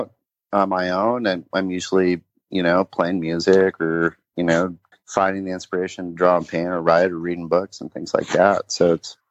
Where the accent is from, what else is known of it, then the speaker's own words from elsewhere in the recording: Laguna Beach, California, United States; accent: surf skate language; moved away; I'm from Laguna Beach originally. So, you know, I definitely have sort of the surf skate language for sure.